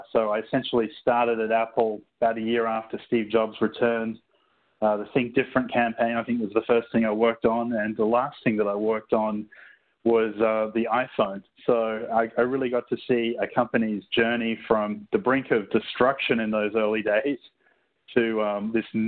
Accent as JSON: {"language": "English", "town": "Sydney", "region": "New South Wales", "country": "Australia", "also_born_or_lived": "Singapore / Cupertino, California", "moved": "as an adult", "said": "Originally, I'm from Sydney, Australia."}